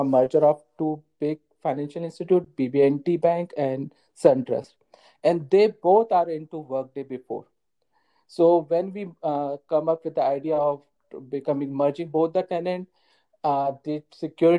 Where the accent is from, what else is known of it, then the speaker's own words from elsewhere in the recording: India; moved away as an adult; now in Atlanta, United States; I am from India, currently in Atlanta, Georgia, from last couple of year.